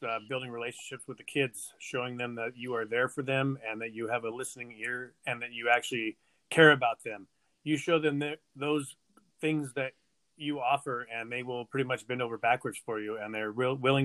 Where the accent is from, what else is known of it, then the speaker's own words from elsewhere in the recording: Visalia, California, United States; now in Tulare, United States; I born and raised in Visalia, moved to Tulare when I got married.